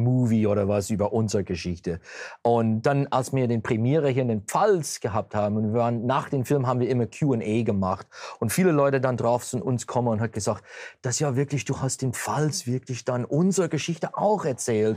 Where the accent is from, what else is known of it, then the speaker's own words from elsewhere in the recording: Pennsylvania Dutch, United States; accent: Pennsylvania Dutch; unsere Pennsylvania Steichelei